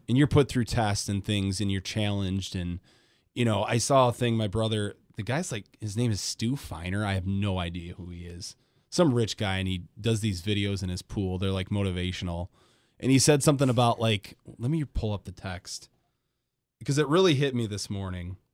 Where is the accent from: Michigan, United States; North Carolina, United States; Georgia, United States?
Michigan, United States; Grand Rapids; I grew up in Grand Rapids, so everybody went to Grand Haven